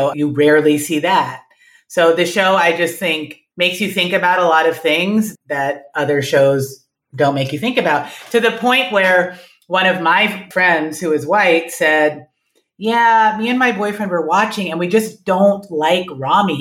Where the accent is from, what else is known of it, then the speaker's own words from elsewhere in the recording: New York City, New York, United States; moved away as an adult; now in Cincinnati, United States; I grew up in Manhattan, born and raised